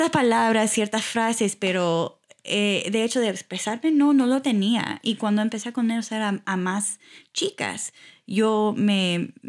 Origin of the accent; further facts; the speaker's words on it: Houston, Texas, United States; born there; naciste en Houston, sí.